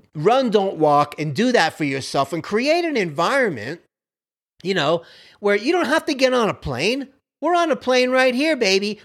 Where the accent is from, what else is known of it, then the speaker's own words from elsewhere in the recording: Miami, Florida, United States; I grew up like that on Kendall Drive in Miami, right by Baptist Hospital.